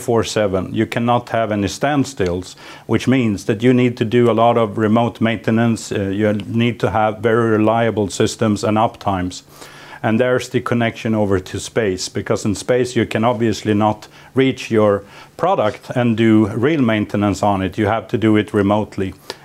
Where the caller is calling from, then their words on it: Sweden; We're calling in from Sweden.